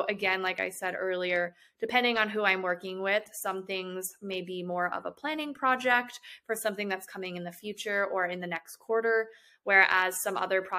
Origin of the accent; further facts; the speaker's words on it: Chicago, Illinois, United States; now in Atlanta, United States; I'm originally from Chicago, and I went to the University of Illinois at Chicago for both my undergraduate and graduate degrees.